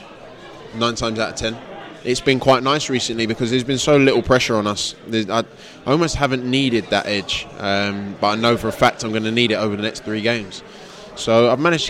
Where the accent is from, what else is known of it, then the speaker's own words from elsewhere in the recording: London, United Kingdom; this is home. I was born in Greenwich Hospital, which is now a block of flats